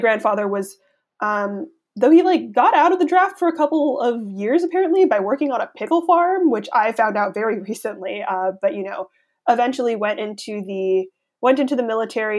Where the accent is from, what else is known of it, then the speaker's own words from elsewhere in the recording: Los Angeles, California, United States; moved away as an adult; also born or lived in San Jose, California; now in New Haven, United States; I was born in San Jose, so that's up north in California, and we moved to the Los Angeles area when I was 3